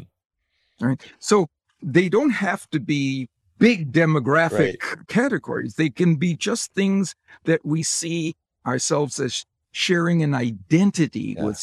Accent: Wisconsin, United States; I grew up in Wisconsin, and the NFL team associated with Wisconsin is the Green Bay Packers.

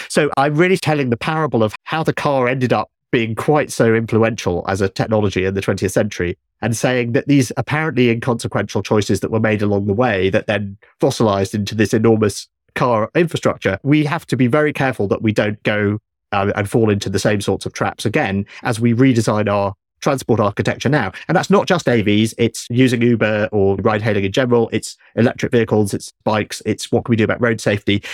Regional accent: United Kingdom; I grew up in Britain with three T V channels when I was young

